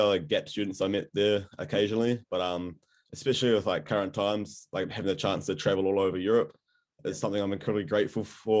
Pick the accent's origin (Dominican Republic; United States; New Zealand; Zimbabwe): New Zealand; Hamilton, Waikato; moved away as an adult; also born or lived in Surrey, England; now in Dunedin, New Zealand; So I'm from Hamilton, so I've lived there my entire life, but I took a gap year out of school. Yeah. So I actually lived in England for a year before I came to Otago